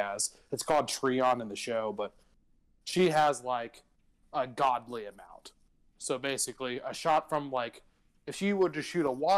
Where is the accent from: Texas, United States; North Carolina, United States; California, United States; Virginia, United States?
Texas, United States; I'm a Texan